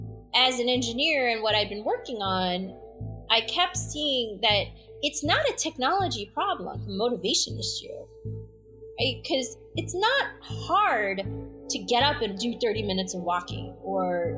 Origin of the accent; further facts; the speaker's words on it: Chicago, Illinois, United States; also born or lived in Vadodara (Baroda), Gujarat, India; I came here when I was 18 months old. My father landed in O'Hare Airport in Chicago, and that's where I ended up growing up